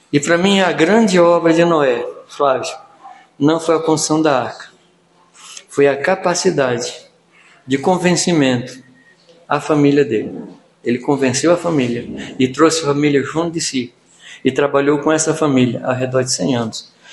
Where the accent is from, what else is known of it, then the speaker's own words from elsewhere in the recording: Minas Gerais, Brazil; eu sou mineiro.